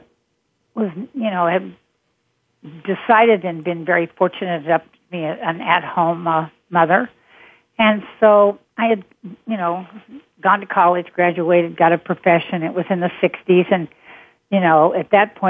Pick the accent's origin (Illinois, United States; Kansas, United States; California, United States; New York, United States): Kansas, United States; Wichita; I'm from Kansas, I'm from Wichita